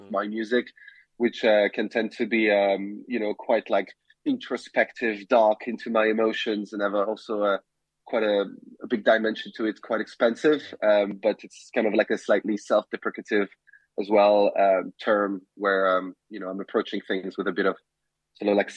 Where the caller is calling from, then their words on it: London, United Kingdom; Uh, I'm in London, uh, where I live. Um, and it's uh, I'm calling under the, the grey, dark sky of uh, winter approaching.